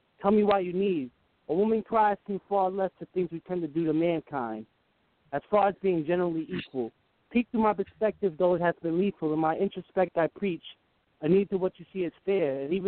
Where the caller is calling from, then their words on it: Greenwich, Connecticut, United States; I'm calling from Connecticut.